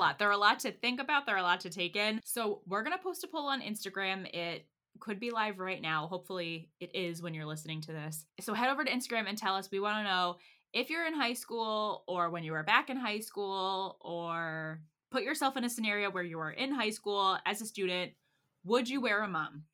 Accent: Pennsylvania, United States; now in Texas, United States; I grew up in Pennsylvania

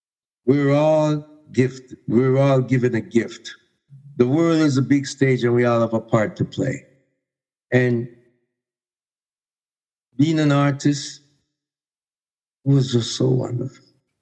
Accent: Canada; When I would go anywhere and said, I'm from Canada, they treated me so good. All over the world.

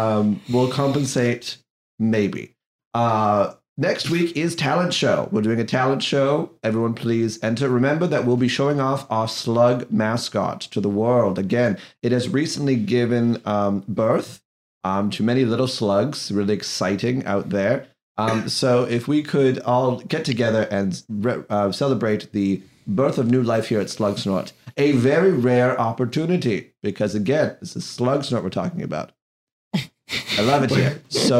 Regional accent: Irvine, California, United States; No. I'm from Irving, California.

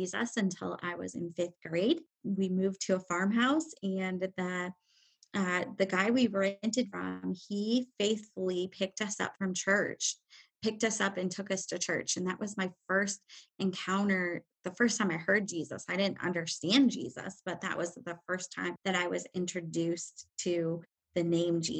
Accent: Indiana, United States; I am from Indiana

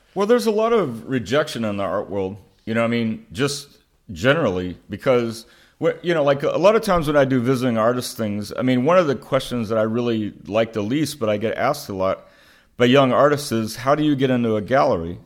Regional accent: Oklahoma, United States; growing up in Oklahoma in a rural area

